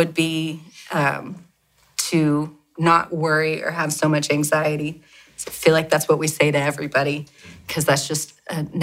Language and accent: English; Oklahoma City, Oklahoma, United States; also born or lived in Dallas, Texas; I grew up here in Oklahoma City, lived with my parents and my sister